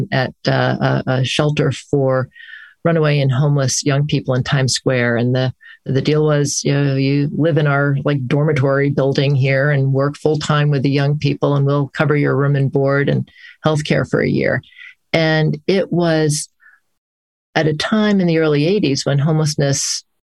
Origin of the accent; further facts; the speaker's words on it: Hartford, Connecticut, United States; moved away as an adult; also born or lived in Amherst, Massachusetts / New York City; I grew up in the Hartford, Connecticut area